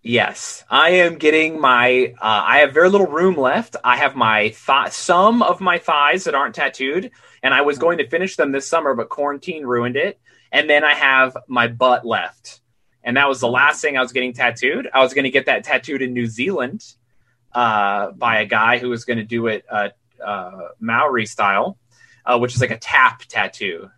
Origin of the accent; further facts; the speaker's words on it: Utah, United States; also born or lived in Queens, New York; now in New York City, United States; I'm from Utah, which is really odd in its own special way